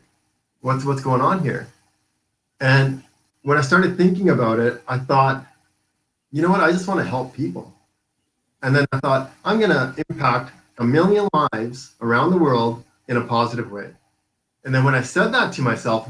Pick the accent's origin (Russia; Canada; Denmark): Canada; Vancouver Island, British Columbia; I was born and raised in Vancouver Island